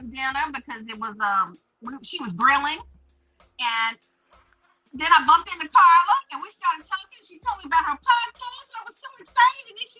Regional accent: Winston-Salem, North Carolina, United States; also born or lived in Florida; Well, I currently live in Winston-Salem. However, I'm a military brat, and I was born in Florida.

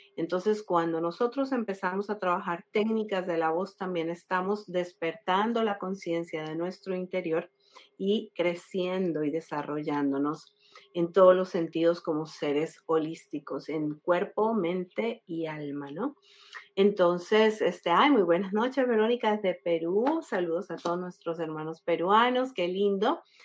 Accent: Colombia; now in Florida, United States; Soy colombiana de nacimiento, eh, llevo 20 años viviendo en la Florida, en los Estados Unidos

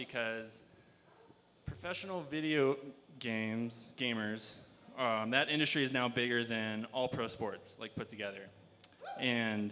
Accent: Nebraska, United States; now in Steamboat Springs, United States; living in Nebraska, where I grew up. I grew up in Nebraska

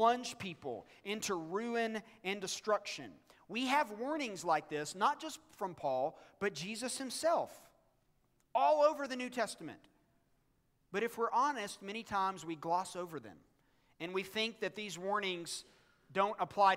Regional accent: United States; as American Christians

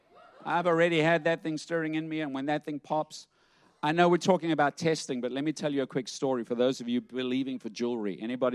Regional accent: South Africa; And I had a thicker accent. You know, I'm from South Africa. That's gone too. It's watered down, yes. Yeah, it's blended.

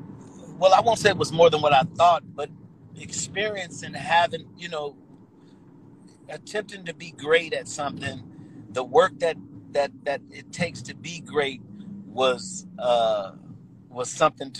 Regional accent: California, United States; also born or lived in Hartford, Connecticut; I was actually born in Hartford, Connecticut. But I was raised in California

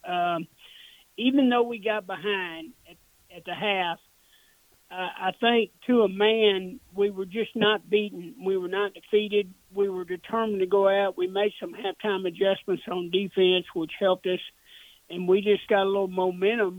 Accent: Dallas, Texas, United States; I grew up in the Dallas area

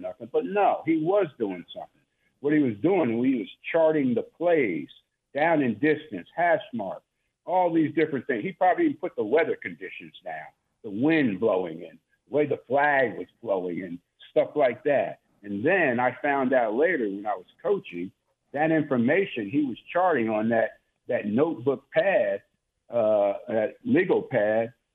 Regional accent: New Jersey, United States; moved away; also born or lived in Tulsa; I'm from New Jersey.

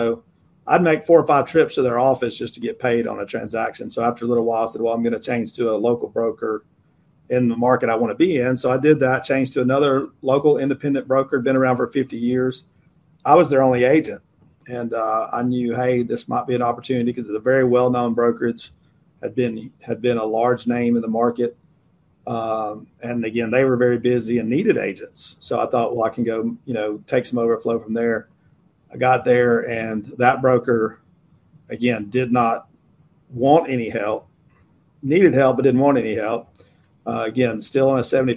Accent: United States; I'm born and raised in this kind of geographic region, Western North Carolina, Northeast Georgia

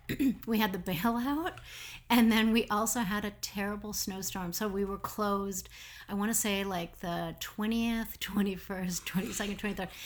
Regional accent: Minneapolis, Minnesota, United States; moved away as an adult; also born or lived in Denmark / New York; I'm from Minneapolis

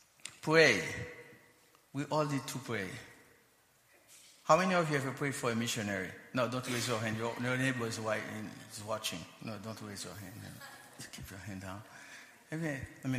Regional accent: Haiti; also born or lived in United States; We're native Haitian. Both of us were born and raised in Haiti

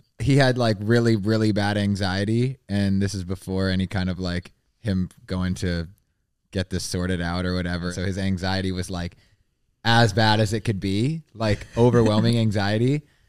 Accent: Ottawa, Ontario, Canada; also born or lived in Toronto; So I'm from Ottawa, Canada

